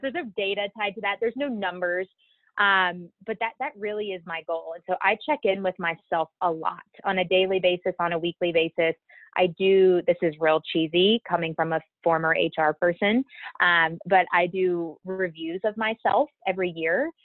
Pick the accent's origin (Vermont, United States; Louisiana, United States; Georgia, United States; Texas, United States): Louisiana, United States; Baton Rouge; moved away; I'm originally from Baton Rouge, Louisiana. I was born and raised there.